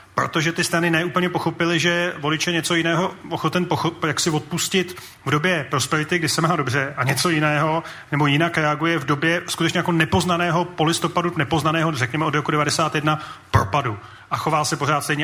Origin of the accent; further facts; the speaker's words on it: Prague, Czechia; já jsem z Prahy